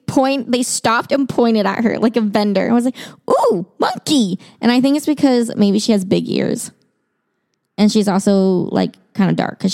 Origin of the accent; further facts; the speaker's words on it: China; So I'm Chinese. I was born in China. And I, as a child, grew up going to very, very Chinese households.